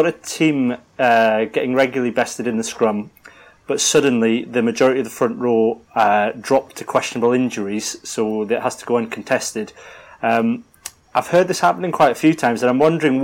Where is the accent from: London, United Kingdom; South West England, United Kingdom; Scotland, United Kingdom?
Scotland, United Kingdom; Selkirk; I'm from Selkirk